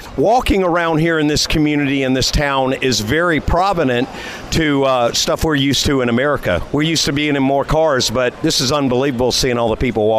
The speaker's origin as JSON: {"language": "English", "town": "Augusta", "region": "Georgia", "country": "United States", "tie": "born or raised there", "moved": "yes", "lives_now": "Florida, United States", "said": "my home state, Georgia, being from Augusta, Georgia, but now I'm in Florida."}